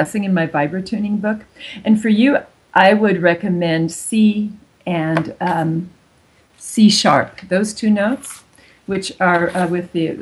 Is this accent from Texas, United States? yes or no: no; California, United States; first language German; moved away as an adult; also born or lived in Germany; now in Zurich, Switzerland; my native language was German for the first 5 years. And then I moved to California and I learned English.